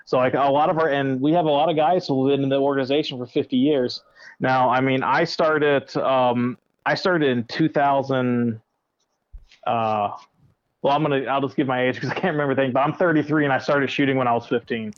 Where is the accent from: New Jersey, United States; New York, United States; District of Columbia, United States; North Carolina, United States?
North Carolina, United States; Currituck; where I grew up was in Currituck, North Carolina